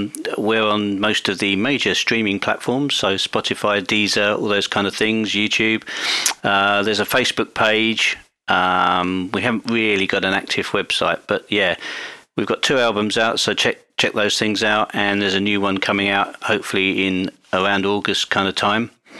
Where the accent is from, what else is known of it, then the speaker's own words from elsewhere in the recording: Medway, South East England, United Kingdom; accent: Medway; It's my Midway accent.